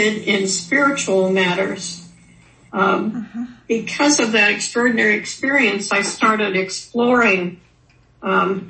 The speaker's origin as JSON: {"language": "English", "town": "Newton", "region": "Kansas", "country": "United States", "tie": "born or raised there", "moved": "yes", "said": "I ended up going back to my hometown of Newton, Kansas"}